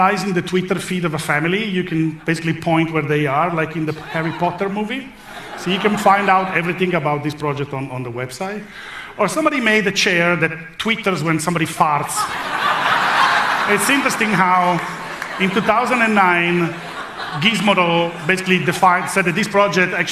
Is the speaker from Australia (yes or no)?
no; Italy; I come from Italy